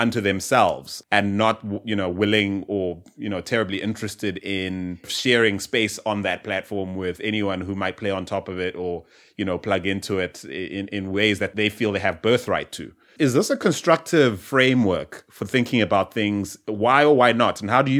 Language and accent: English; South Africa; growing up in South Africa, or even in Southern Africa